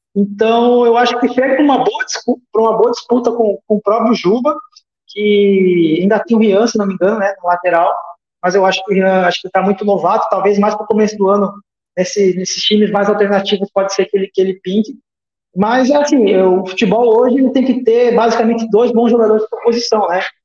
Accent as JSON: {"language": "Portuguese", "region": "Rio Grande do Sul", "country": "Brazil", "said": "como eu sou gaúcho"}